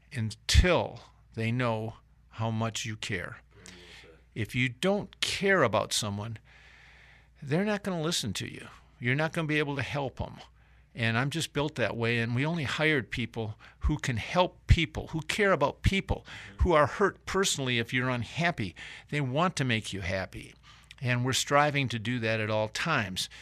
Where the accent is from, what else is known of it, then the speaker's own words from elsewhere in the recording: Michigan, United States; moved away as an adult; also born or lived in Atlanta, Georgia; now in South Carolina, United States; I was from Michigan